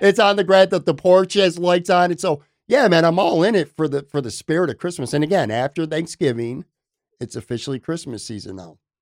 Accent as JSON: {"language": "English", "town": "Buffalo", "region": "New York", "country": "United States", "tie": "born or raised there", "also_born_or_lived": "Florida", "moved": "as an adult", "said": "I'm from Buffalo, born and raised in Buffalo, lived five years, obviously, in Florida, just came back a handful of months ago"}